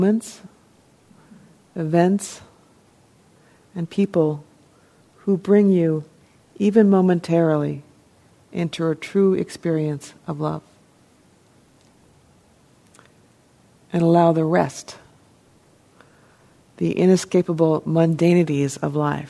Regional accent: New Jersey, United States; I'm from New Jersey

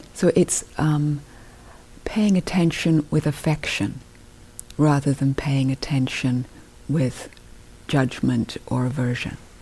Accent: United Kingdom; being British, I grew up

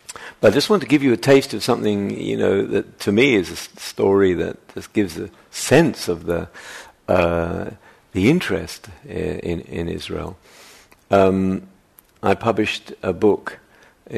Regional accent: United Kingdom; moved away; I'm British, as you can tell.

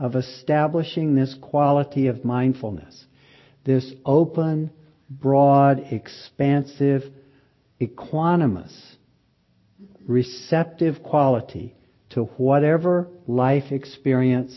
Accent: Pickens County, South Carolina, United States; moved away; I grew up in Pickens County, South Carolina

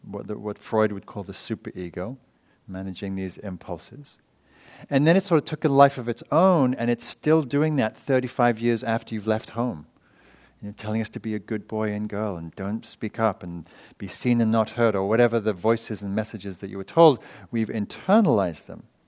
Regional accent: England, United Kingdom; moved away; from England

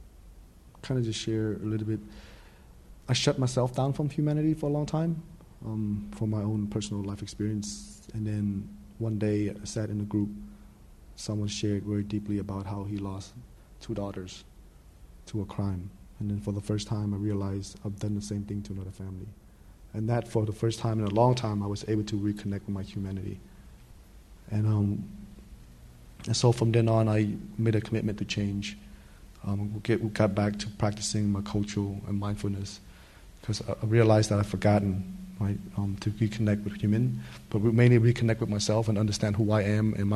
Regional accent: Stockton, California, United States; also born or lived in Thailand / Santa Ana; I grew up in Stockton, same like any most Cambodian and Southeast Asian community

